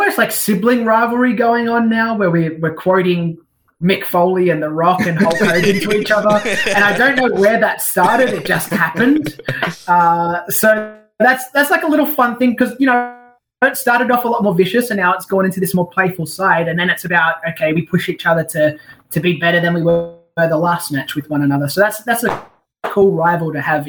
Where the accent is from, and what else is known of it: Australia; born or raised there